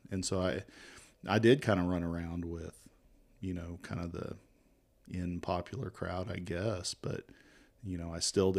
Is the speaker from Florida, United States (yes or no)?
no; Bakersfield, California, United States; born there; also born or lived in Tacoma, Washington; So I was born in Bakersfield, California. Kind of moved around a lot.